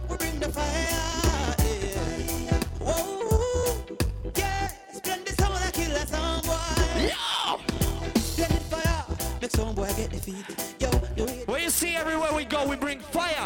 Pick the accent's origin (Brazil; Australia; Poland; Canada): Poland; We come from Poland